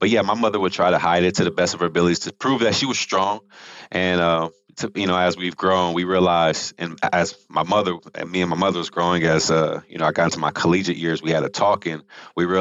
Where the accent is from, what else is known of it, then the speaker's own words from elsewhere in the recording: Rialto, California, United States; also born or lived in Houston, Texas / Utah; I grew up in California. So I lived in Southern California, about 45 minutes east of LA in a place called Rialto, California